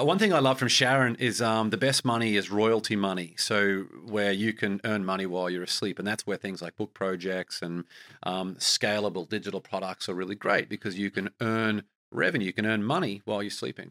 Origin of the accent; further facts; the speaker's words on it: Australia; as an Australian